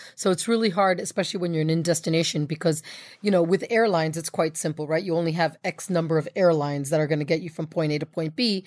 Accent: United States; as an American

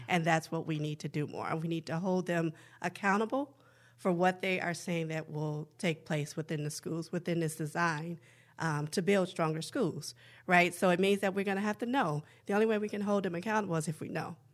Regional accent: Chicago, Illinois, United States; now in Minneapolis, United States; Northside, Minneapolis has actually been my home since I relocated here from Chicago as my hometown

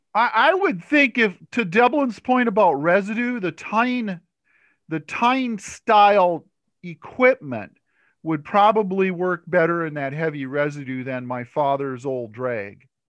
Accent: Stearns County, Minnesota, United States; I grew up in Stearns County, and my father used to use atrazine

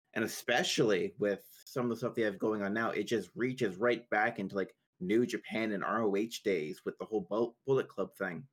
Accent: Canada; I'm Canadian

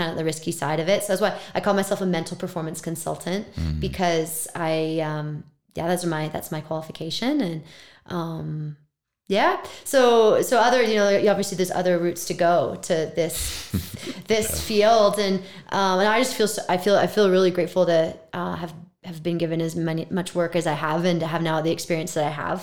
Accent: Vancouver, British Columbia, Canada; moved away as an adult; I'm from Vancouver

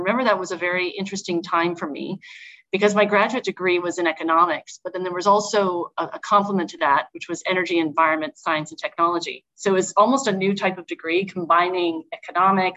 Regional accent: Alberta, Canada; moved away as an adult; also born or lived in United States; as a kid growing up in Alberta

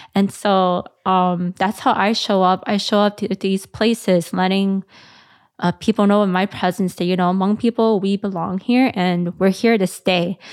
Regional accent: McDonough Homes, Minnesota, United States; I grew up in the McDonough homes

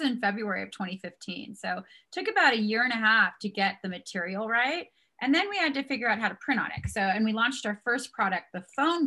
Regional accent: San Diego, California, United States; now in Park City, United States; here in Park City, Utah, where we live. And we're originally from San Diego

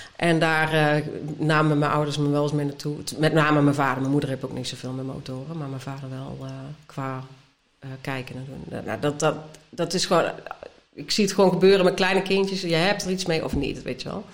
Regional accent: North Brabant, Netherlands; moved away; ik kom uit Brabant van oorsprong

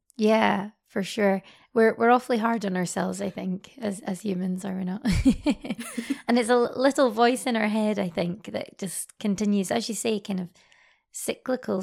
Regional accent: Scotland, United Kingdom; now in Paris, France; I'm, I'm from Scotland originally, um, and now live, um, based in Paris at the moment

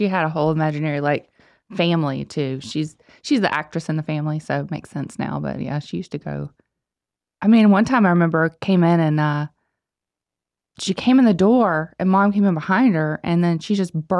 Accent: the South, United States; I'm a lady from the South.

